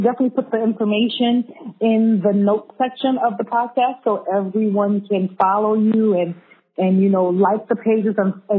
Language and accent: English; Brooklyn, New York, United States; now in Sydney, Australia; We're from Brooklyn, but hey, welcome to Sydney.